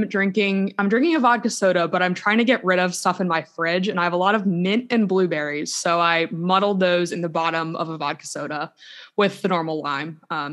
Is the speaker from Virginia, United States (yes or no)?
yes; Virginia, United States; moved away; I'm originally from Virginia